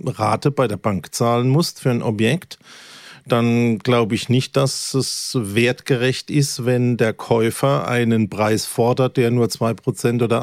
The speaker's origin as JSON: {"language": "German", "country": "Germany", "accent": "Kurpfälzisch", "first_language": "Kurpfälzisch", "said": "meine Muttersprache ist meine Kurpfälzig. Nicht, also. Meine Muttersprache ist Kurpfälzig."}